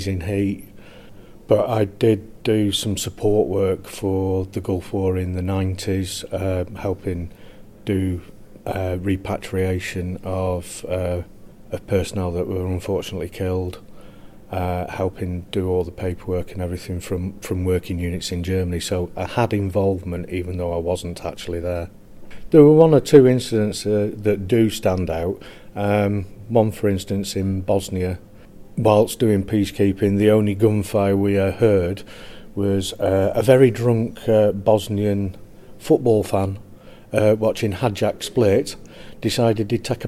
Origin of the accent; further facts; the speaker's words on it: Burnley, North West England, United Kingdom; I'm from Burnley